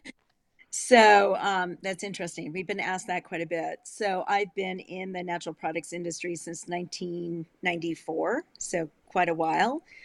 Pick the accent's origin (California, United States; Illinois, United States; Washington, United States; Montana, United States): Illinois, United States; moved away; also born or lived in Colorado; I grew up in Illinois on uh, on a lake, and it was across the street from a cornfield